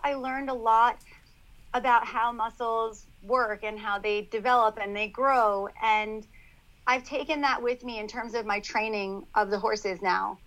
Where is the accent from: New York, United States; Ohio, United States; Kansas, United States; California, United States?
New York, United States; Long Island; I grew up on Long Island at their horse farm and started riding from a very young age.